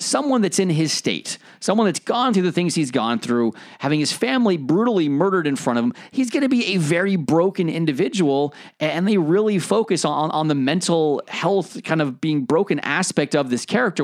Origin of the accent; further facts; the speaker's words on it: United States; moved away as an adult; now in United Kingdom; as an American coming over to the UK.